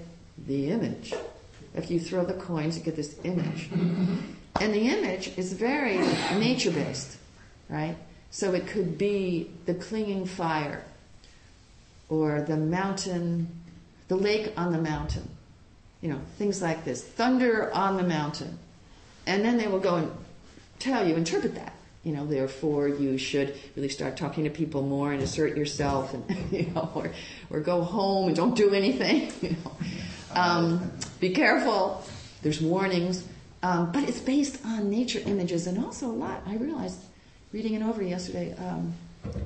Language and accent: English; Long Island, New York, United States; also born or lived in Puerto Rico / Hawaii; now in San Francisco, United States; grew up on Long Island.